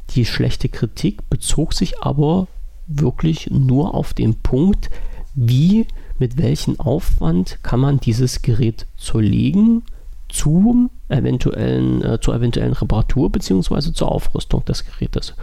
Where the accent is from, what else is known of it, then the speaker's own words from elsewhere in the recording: Germany; bei uns in Deutschland